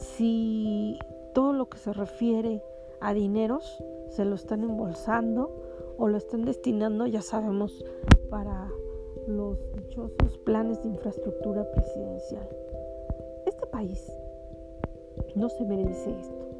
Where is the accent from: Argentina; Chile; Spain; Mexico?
Mexico; como mexicanos y como ciudadanos